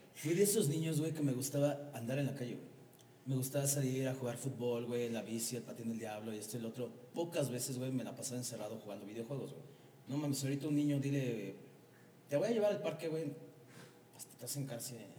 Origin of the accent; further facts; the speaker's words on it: Mexico; los mexicanos somos unos chingones